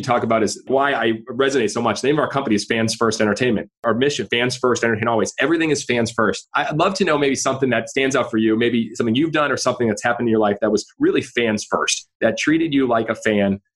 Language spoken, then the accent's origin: English; Boston, Massachusetts, United States; I'm from New England. Don't hold it against me. I'm from Boston.